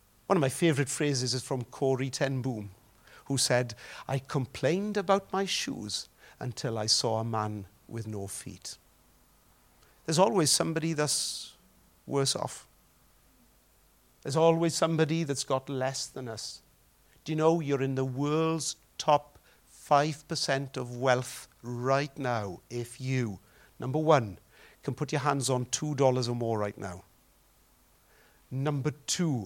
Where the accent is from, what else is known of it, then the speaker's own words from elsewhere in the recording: Welsh, Wales, United Kingdom; Don't we mourn as Welsh people